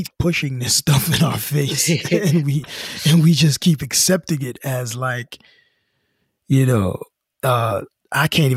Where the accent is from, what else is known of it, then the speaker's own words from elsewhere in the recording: United States; we're American now.